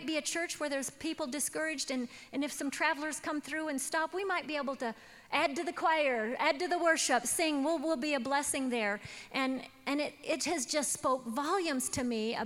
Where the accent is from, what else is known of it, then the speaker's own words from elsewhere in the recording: Washington, United States; I was raised in Washington State